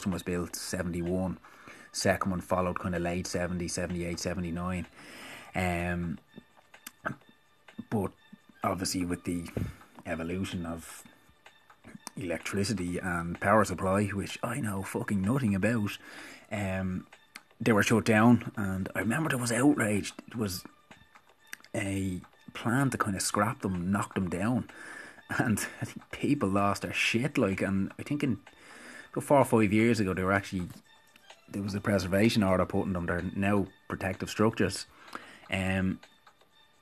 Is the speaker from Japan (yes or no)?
no; Dublin, Leinster, Ireland; And I grew up in Dublin